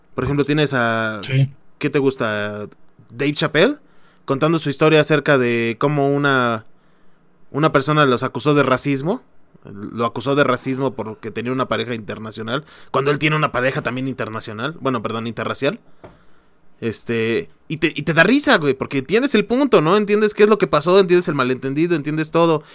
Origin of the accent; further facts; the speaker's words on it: Mexico; somos mexicanos